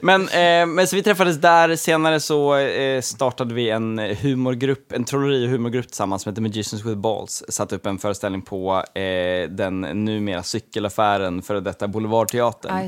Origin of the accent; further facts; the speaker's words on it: Gotland, Sweden; som gotlänning